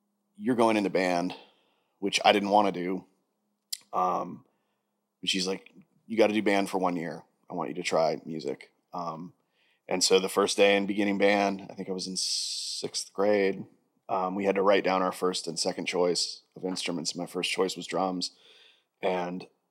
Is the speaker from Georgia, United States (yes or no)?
no; Pompano Beach, Florida, United States; I'm South Florida kid also.